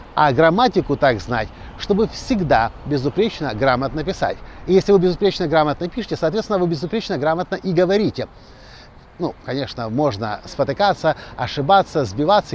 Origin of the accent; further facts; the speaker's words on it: Ukraine; мы приехали из Украины